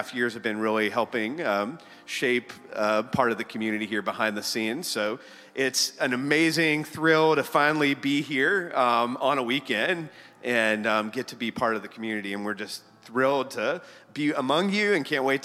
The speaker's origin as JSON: {"language": "English", "town": "Charlotte", "region": "North Carolina", "country": "United States", "tie": "born or raised there", "moved": "as an adult", "said": "we're originally from Charlotte. Janet and I met and graduated from South Mecklenburg High School back in the day"}